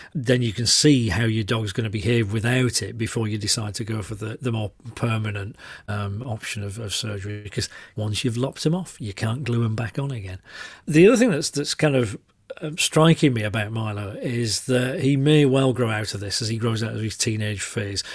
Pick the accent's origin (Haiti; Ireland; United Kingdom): United Kingdom; Yorkshire and the Humber; I'm a Yorkshireman